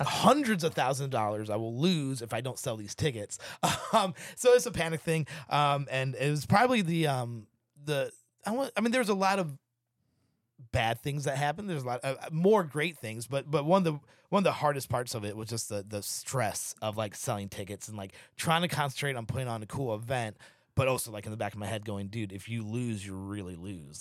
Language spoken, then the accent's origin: English; Missouri, United States; now in Seattle, United States; being from the Midwest, like, it's very collaborative city, like Saint Louis is